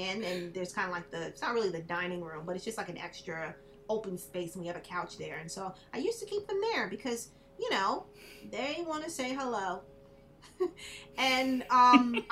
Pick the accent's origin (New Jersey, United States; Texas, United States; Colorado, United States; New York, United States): New York, United States; moved away as an adult; now in Florida, United States; I'm originally from New York